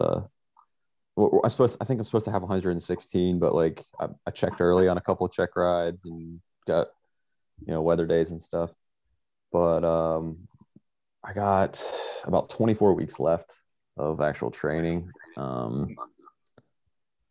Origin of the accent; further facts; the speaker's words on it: Pensacola, Florida, United States; originally from Pensacola, Florida.